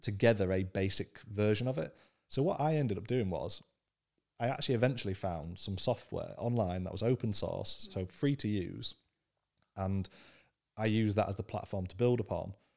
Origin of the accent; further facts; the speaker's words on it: Scunthorpe, Yorkshire and the Humber, United Kingdom; I grew up in Scunthorpe, which is the, the most working class northern town you could ever come across